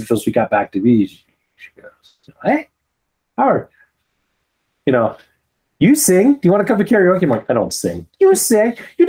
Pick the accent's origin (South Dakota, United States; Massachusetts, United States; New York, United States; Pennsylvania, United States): South Dakota, United States; Black Hills; even though I grew up in the mountains, I grew up in the Black Hills, and that isn't high enough elevation that at night it gets that cold.